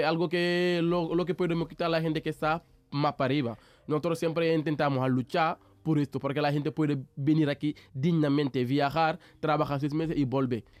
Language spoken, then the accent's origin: Spanish; Mbour, Thiès, Senegal; Spanish is a second language; moved away as an adult; now in Seville, Spain; soy de Senegal y digamos soy de África